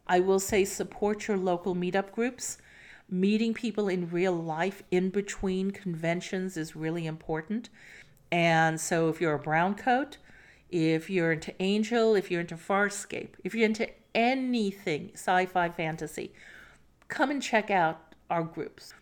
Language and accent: English; New York City, New York, United States; When I grew up in New York City